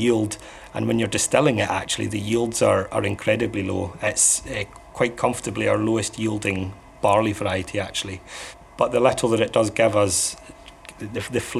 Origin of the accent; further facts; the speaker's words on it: Islay, Scotland, United Kingdom; growing up on Isla, whiskey's just a kind of a part of growing up here